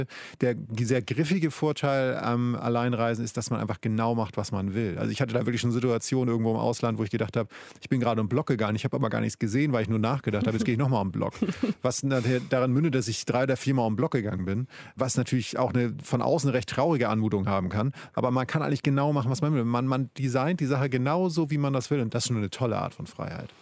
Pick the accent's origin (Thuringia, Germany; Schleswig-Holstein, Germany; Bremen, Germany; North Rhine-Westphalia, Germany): Schleswig-Holstein, Germany; ich komme aus Schleswig-Holstein. Nordsee ist auch mein Zuhause